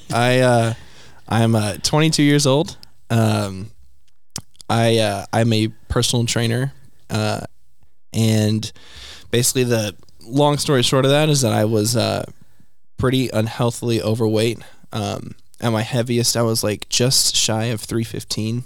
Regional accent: Oklahoma City, Oklahoma, United States; Oklahoma City

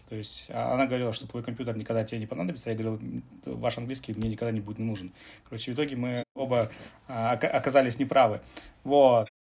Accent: Kazakhstan; мы там а, родом типа из Казахстана

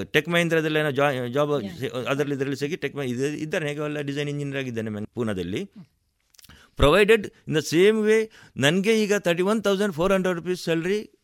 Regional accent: Kasaragod, Kerala, India; moved away as an adult; now in Puttur, India; ಗಡಿನಾಡ ಕನ್ನ ಕನ್ನಡಿಗ ಕಾಸರಗೋಡಿನವ

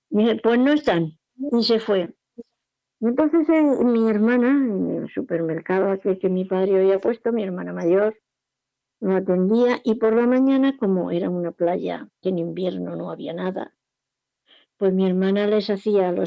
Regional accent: Jumilla, Region of Murcia, Spain; also born or lived in Alicante; La segunda vez vinieron a yo, la familia entera, nos fuimos de Jumilla a Alicante, una ciudad costera, está a unos 100 kilómetros de aquí, y allí mi padre montó un supermercado.

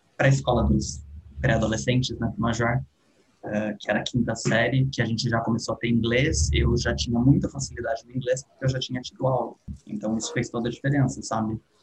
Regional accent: Atibaia, São Paulo, Brazil; eu tenho 28 anos, nasci em Atibaia, cresci em Atibaia

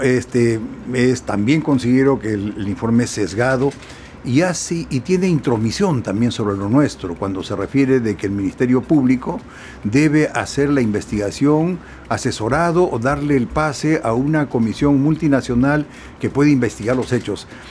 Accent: Peru; yo también como muchos peruanos

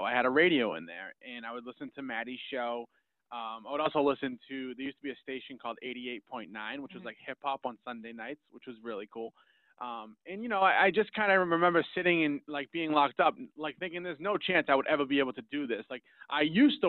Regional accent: Malden, Massachusetts, United States; I grew up in Malden, which is right down the street

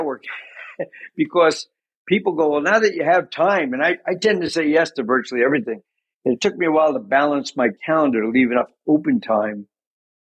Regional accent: Commack, New York, United States; we moved to Long Island. And that's where I ended up before Notre Dame, a place called Comac, Long Island

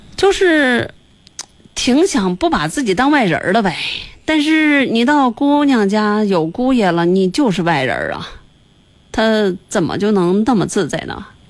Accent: Chengde, Hebei, China; 因为我我是承德人嘛，像那个劲儿啊什么的，这也是我们当地的方言。

